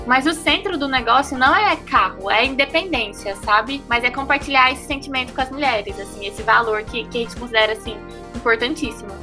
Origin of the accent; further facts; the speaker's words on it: Brasília, Federal District, Brazil; nós somos de Brasília, a gente fez no Parque da Cidade, lá em Brasília